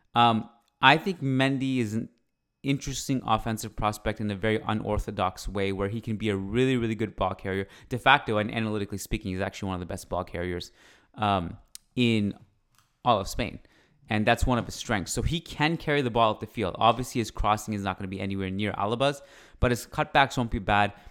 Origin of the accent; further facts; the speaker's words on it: Canada; I'm Canadian. I uh, was born here and I freaking love it here.